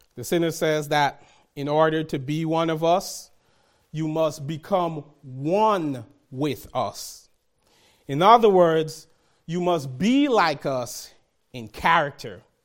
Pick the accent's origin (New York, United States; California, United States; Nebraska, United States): New York, United States; New York City; growing up in Brooklyn, New York, where gangs existed